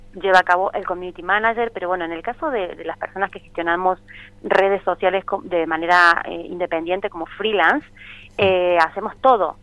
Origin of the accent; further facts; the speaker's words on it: Argentina; moved away as an adult; now in Barcelona, Spain; yo soy una argentina que lleva 14 años aquí en Barcelona